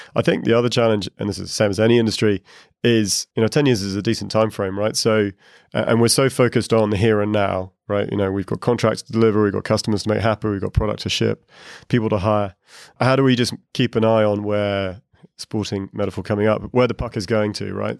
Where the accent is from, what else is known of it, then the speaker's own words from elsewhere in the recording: United Kingdom; moved away as an adult; also born or lived in Asia; now in Dublin, Ireland; I'm a Brit. I just moved to Dublin to Ireland.